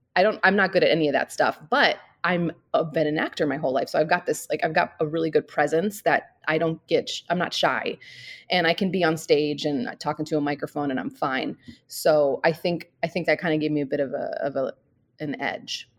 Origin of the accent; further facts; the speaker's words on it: St. Louis, Missouri, United States; moved away as an adult; now in Scottsdale, United States; I grew up in Saint Louis. I moved there when I was four and I stayed there till I was about twenty-two